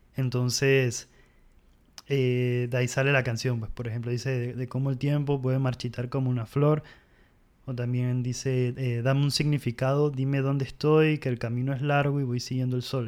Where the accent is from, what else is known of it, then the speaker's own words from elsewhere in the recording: Panama; en Panamá proyectos como em, …, …, son bandas con las que crecí escuchándolas